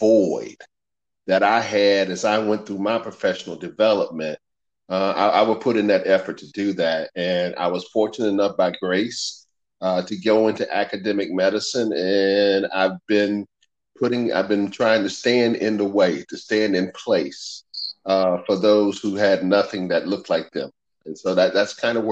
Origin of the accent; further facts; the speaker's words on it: Winston-Salem, North Carolina, United States; I was raised in Winston-Salem, North Carolina